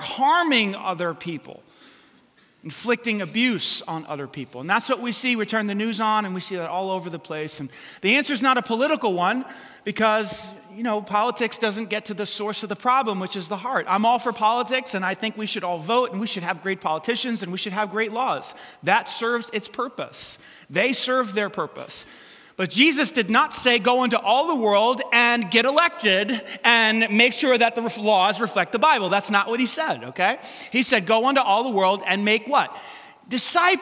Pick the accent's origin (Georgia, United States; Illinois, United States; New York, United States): New York, United States; New York City; I grew up in New York City